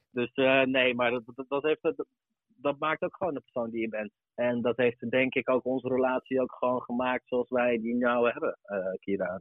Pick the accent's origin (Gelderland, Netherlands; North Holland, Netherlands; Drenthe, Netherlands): Gelderland, Netherlands; Arnhem; kom ik zelf oorspronkelijk uit Arnhem. Ehm, daarin zat ik op de basisschool